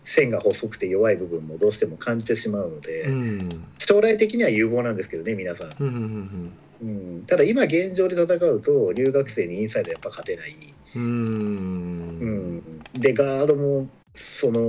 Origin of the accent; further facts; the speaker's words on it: Kanagawa, Japan; 私神奈川の人なんでね